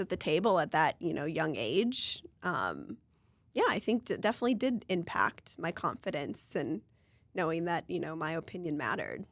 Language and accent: English; Marshall, Minnesota, United States; my hometown in Marshall, Minnesota.